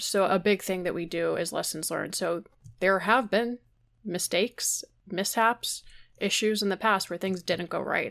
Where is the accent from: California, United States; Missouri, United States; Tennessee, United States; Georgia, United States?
Georgia, United States; I grew up in Georgia